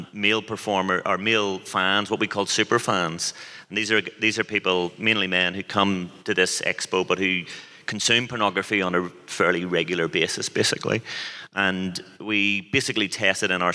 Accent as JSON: {"language": "English", "town": "Belfast", "region": "Northern Ireland", "country": "United Kingdom", "said": "I'm from Belfast"}